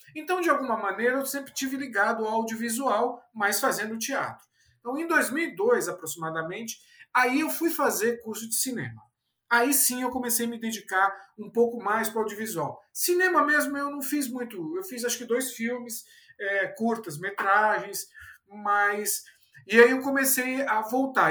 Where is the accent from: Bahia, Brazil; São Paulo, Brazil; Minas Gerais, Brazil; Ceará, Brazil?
São Paulo, Brazil; also born or lived in Fortaleza; eu sou paulistano